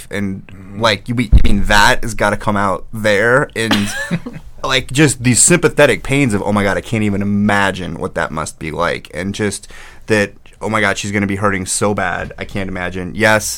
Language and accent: English; St. Louis, Missouri, United States; I grew up in St. Louis